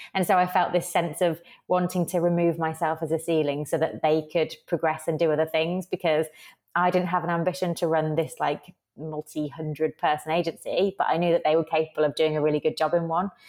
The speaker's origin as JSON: {"language": "English", "town": "Birmingham", "region": "West Midlands", "country": "United Kingdom", "tie": "born or raised there", "said": "I was actually in Birmingham, United Kingdom, my hometown"}